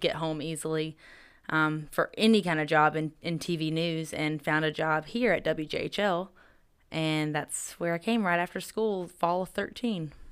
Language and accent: English; Greer, South Carolina, United States; now in Johnson City, United States; I'm from Greer, South Carolina